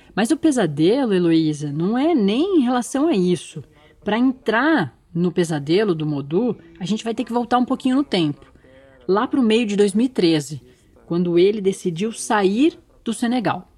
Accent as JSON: {"language": "Portuguese", "region": "São Paulo", "country": "Brazil", "tie": "born or raised there", "moved": "as an adult", "lives_now": "Brasília, Brazil", "said": "eu sou de São Paulo, da capital. Nascida na Avenida Paulista e criada na Vila Maria"}